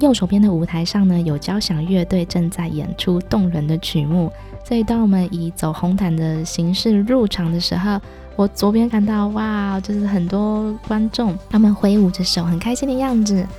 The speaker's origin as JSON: {"language": "Chinese", "country": "Taiwan", "said": "虽然身为一个台湾人哦，但是在之前我对于国庆系列的活动真的是没有什么兴趣，也不会想要特别主动去参加。所以这次回台湾呢，也是我第一次参加国庆晚会。"}